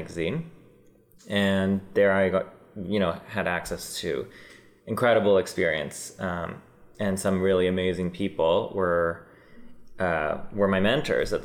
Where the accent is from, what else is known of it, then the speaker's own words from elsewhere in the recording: Vancouver, British Columbia, Canada; moved away as an adult; also born or lived in New York; now in Toronto, Canada; I'm originally born and raised in Vancouver